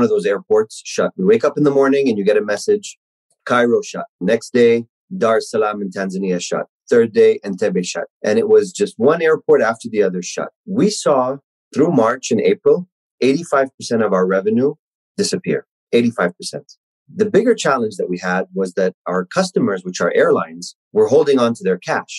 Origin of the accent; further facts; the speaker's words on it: Kuwait; moved away; I was born and raised in Kuwait